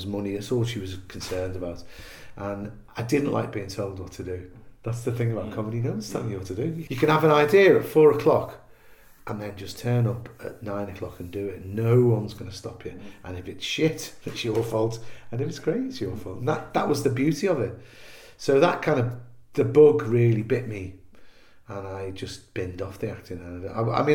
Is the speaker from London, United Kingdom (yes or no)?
no; Liverpool, North West England, United Kingdom; moved away as an adult; I came down from Liverpool to go to college, and then I went back